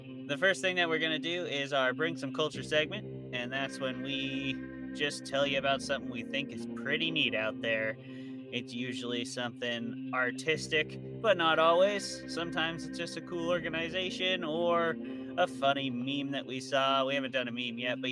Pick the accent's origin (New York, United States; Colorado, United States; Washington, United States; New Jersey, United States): Washington, United States; I'm from Washington